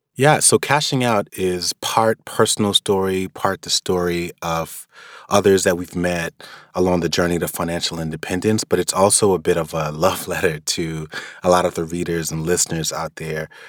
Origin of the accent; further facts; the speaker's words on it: New York, United States; being a New Yorker